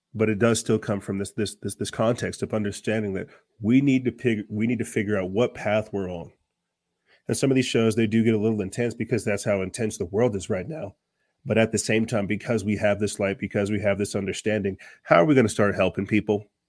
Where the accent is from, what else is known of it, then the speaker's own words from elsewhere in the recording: Florence, South Carolina, United States; my home state